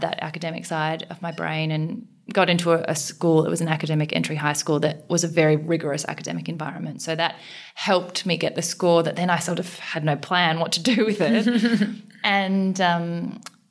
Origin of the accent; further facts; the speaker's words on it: Australia; also born or lived in South Korea; I was born in South Korea, adopted from an orphanage when I was 6 months old. So grew up, you know, my adopted parents, or they're my parents, white, Caucasian, country bumpkin, dairy farm type Australians.